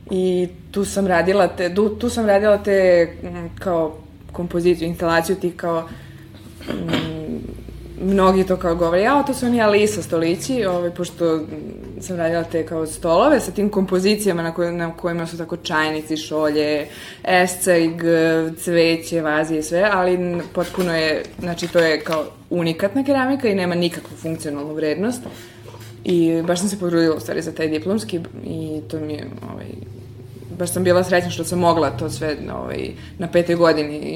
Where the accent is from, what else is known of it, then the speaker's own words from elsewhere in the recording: Serbia; iz, iz Srbije smo prošli samo ja i moj profesor Velimir Ukićević.